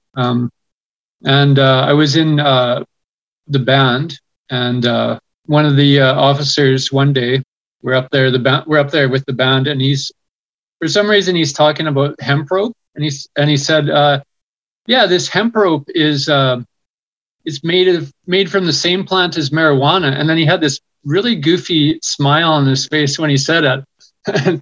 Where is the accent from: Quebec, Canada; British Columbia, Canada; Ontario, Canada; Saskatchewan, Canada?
British Columbia, Canada; West Coast; I grew up on the West Coast